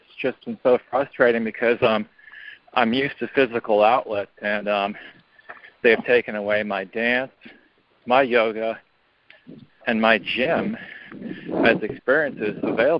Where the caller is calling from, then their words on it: Portland, Oregon, United States; Hi, it's … from up here in Portland.